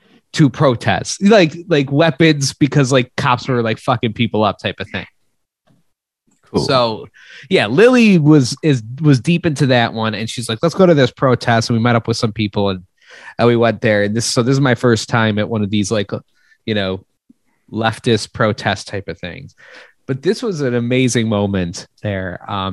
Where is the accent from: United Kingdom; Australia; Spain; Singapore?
Spain; And I was like, I don't know. No, I'm from Spain.